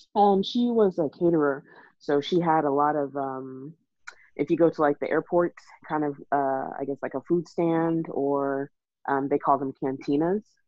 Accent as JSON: {"language": "English", "region": "Texas", "country": "United States", "tie": "born or raised there", "also_born_or_lived": "Nigeria", "said": "I was born in Nigeria and raised in Texas"}